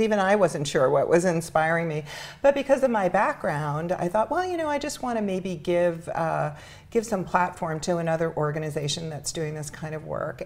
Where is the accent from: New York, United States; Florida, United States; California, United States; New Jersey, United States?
New York, United States; New York City; I grew up in Spanish Harlem